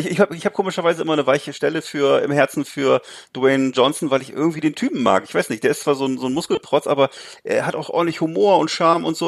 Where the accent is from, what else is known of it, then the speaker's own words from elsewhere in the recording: Germany; bei uns in Deutschland